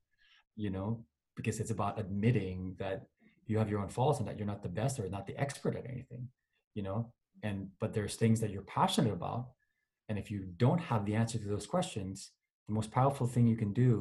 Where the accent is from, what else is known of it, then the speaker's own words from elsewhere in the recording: Manila, Metro Manila, Philippines; moved away as an adult; I grew up in Manila in a village called Alabang.